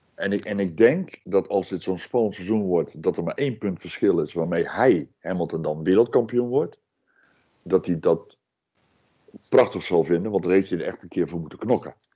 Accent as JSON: {"language": "Dutch", "country": "Netherlands", "said": "ik ben Nederlander"}